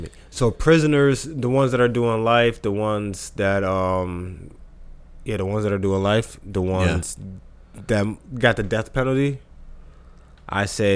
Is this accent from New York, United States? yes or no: no; New Jersey, United States; I'm from New Jersey